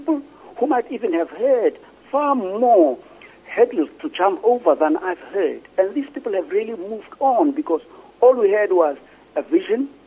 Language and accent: English; Ekurhuleni, Gauteng, South Africa; also born or lived in Soweto; I grew up in Togozi, which was part of the Eastern Ekurhuleni